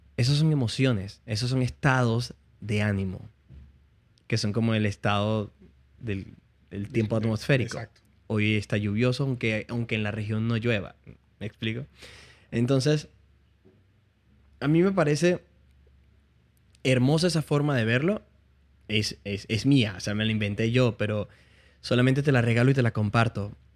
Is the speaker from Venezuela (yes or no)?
yes; Puerto Ayacucho, Amazonas, Venezuela; accent: Venezuelan; moved away as an adult; also born or lived in Barquisimeto, Venezuela; now in Miami, United States; volví de la universidad, yo, estudiaba en la universidad en Barquisimeto. Ok. Y volví de visita a Puerto Ayacucho.